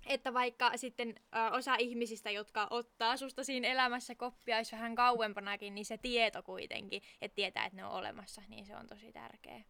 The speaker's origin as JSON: {"language": "Finnish", "region": "Southern Finland", "country": "Finland", "moved": "yes", "said": "käymässä etelässä sieltä, mistä olen kotoisin"}